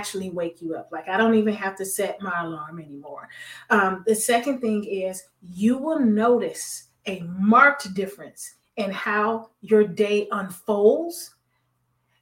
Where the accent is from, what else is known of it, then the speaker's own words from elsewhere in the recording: Miami, Florida, United States; I'm a Florida baby. I'm from Miami.